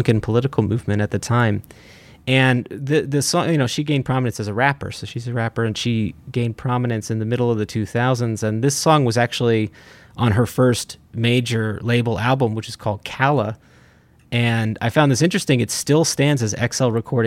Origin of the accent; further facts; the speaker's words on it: Kendall Park, New Jersey, United States; moved away; I was back in my hometown